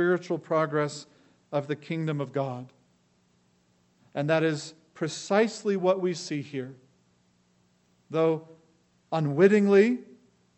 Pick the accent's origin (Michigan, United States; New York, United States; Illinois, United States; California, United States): California, United States; Los Angeles; I grew up in Los Angeles.